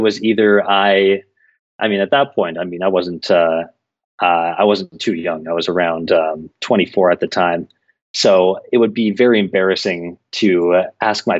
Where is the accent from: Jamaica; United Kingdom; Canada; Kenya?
Canada; Toronto, Ontario; moved away as an adult; now in Sao Paulo, Brazil; from Toronto, Canada, but I left Toronto about 5 years ago